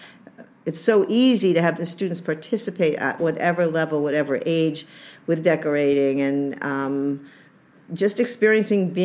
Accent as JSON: {"language": "English", "region": "New England", "country": "United States", "said": "I'm from New England"}